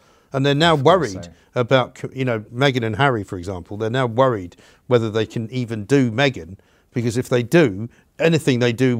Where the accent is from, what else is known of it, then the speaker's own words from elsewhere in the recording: London, United Kingdom; I'm from North London, mate.